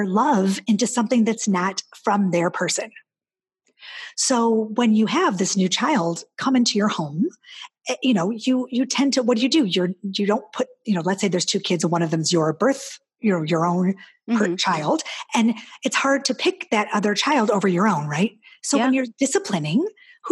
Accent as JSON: {"language": "English", "region": "Midwest", "country": "United States", "said": "I'm Midwestern"}